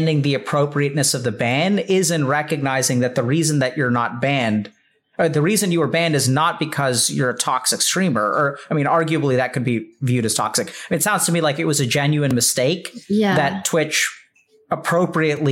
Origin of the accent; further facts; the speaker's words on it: India; I'm Indian